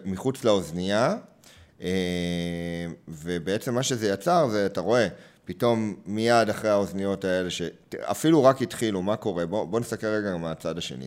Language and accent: Hebrew; Hod HaSharon, Central District, Israel; also born or lived in Beersheba; אם גדלתי בהוד השרון, אחרי שההורים עברו אה, מבאר שבע לשם